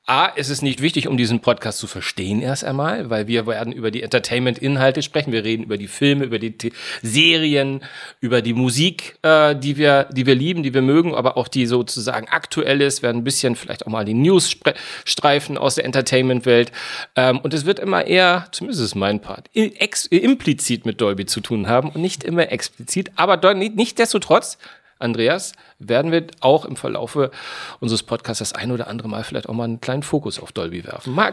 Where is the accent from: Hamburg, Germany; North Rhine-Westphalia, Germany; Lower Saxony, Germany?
Hamburg, Germany; eigentlich bin ich ein gebürtiger Hamburger